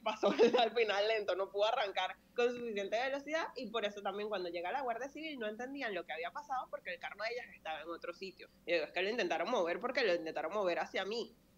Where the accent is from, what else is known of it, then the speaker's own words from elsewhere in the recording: Venezuela; moved away as an adult; now in Spain; yo estoy muy orgullosa de ser tanto venezolana como española, porque ya yo llevo unos cuantos años aquí, yo me he ganado con, sudor y sangre mi nacionalidad española